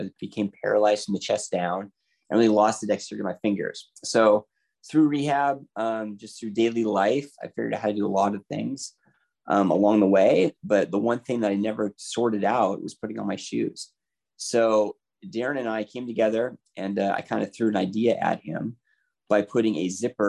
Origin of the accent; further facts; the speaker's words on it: Seattle, Washington, United States; I am born and raised in the Seattle area